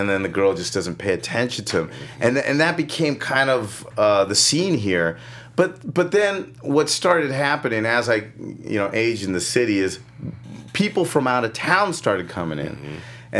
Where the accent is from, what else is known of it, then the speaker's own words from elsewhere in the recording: California, United States; I grew up in Mount Washington, Eagle Rock area.